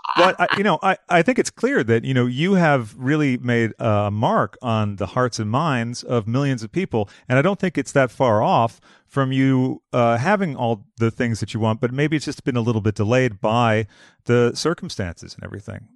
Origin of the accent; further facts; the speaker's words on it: Boston, Massachusetts, United States; now in Los Angeles, United States; I'm from Boston